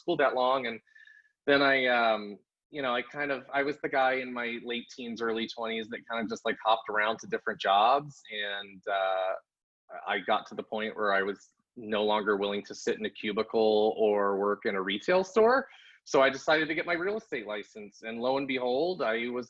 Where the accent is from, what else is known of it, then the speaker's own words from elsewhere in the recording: Long Beach, California, United States; now in Florida, United States; I grew up in Southern California in Long Beach.